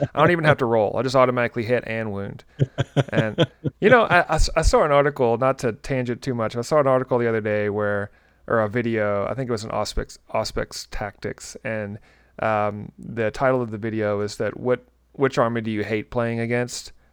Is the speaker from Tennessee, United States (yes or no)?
yes; Tennessee, United States; I'm from Tennessee